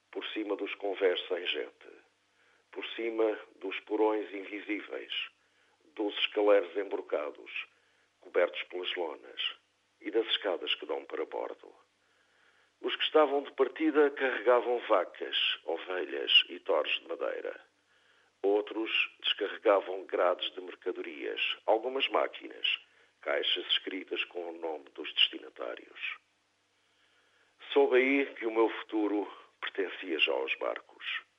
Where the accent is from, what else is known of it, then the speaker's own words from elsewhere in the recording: Azores, Portugal; faz-me querer dizer que sim, que também eu sou açoriano e que me alegro por ver reconhecidos aqueles que, vindos do meu lugar, se afirmam graças à qualidade do seu trabalho, da sua escrita.